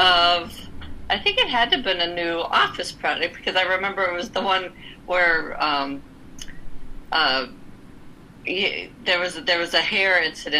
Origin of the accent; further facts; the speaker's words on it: Louisville, Kentucky, United States; moved away as an adult; also born or lived in Granville, Ohio; I am from Louisville, Kentucky.